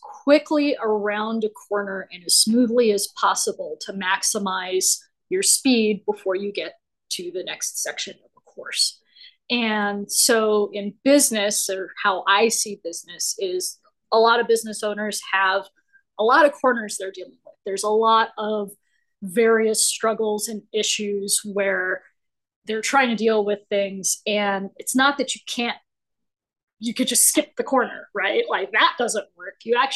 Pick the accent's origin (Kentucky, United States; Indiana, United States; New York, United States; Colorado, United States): Colorado, United States; native of Colorado.